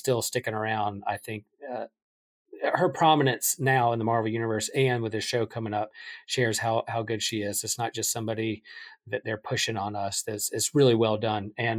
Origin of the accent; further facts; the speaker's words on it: Wilmington, North Carolina, United States; I grew up in North Carolina, a North Carolina basketball fan who from Wilmington went to E.A. Laney High School